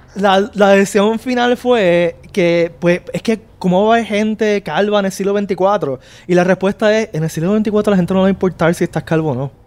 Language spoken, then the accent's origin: Spanish; Puerto Rico; los puertorriqueños